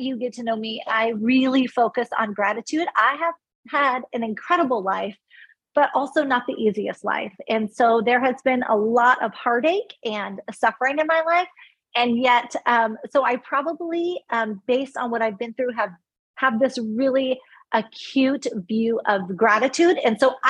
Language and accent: English; California, United States; moved away as an adult; also born or lived in Texas; now in Charleston, United States; Born and raised in California. Lived a bit in Texas with my first husband, then back to California. And now we have moved across the country to Charleston, South Carolina